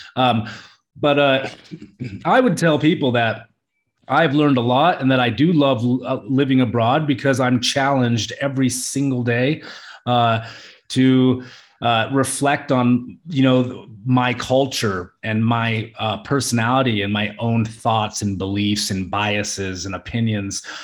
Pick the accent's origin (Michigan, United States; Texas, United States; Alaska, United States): Alaska, United States; moved away as an adult; now in Samut Prakan, Thailand; I'm Italian and Puerto Rican, you know, and I grew up in Alaska.